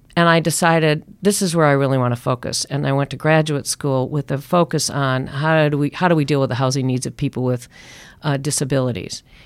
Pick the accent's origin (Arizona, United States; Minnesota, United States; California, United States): Minnesota, United States; Minneapolis; moved away as an adult; also born or lived in Oregon; I grew up in Minneapolis